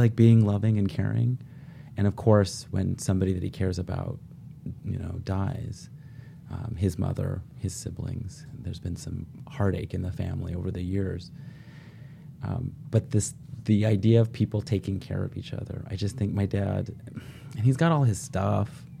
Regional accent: Oregon, United States; I grew up in Oregon, eldest of four sons.

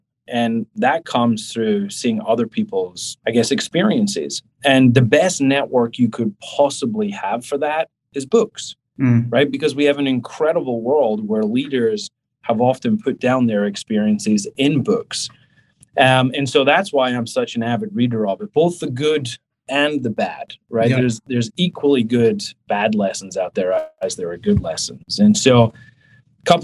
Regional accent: Scotland, United Kingdom; now in New York, United States; I'm from Scotland

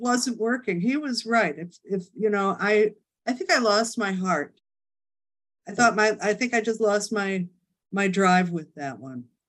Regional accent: Chicago, Illinois, United States; moved away as an adult; also born or lived in New York City; now in Hamptons, United States; I'm from Chicago. Moved to uh, New York City the day after my 18th birthday.

